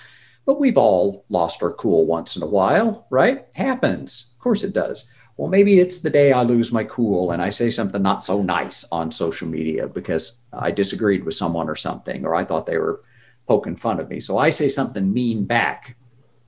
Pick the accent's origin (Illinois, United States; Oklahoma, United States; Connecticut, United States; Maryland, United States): Oklahoma, United States; now in Vancouver, Canada; I live in Canada, but I grew up in Oklahoma.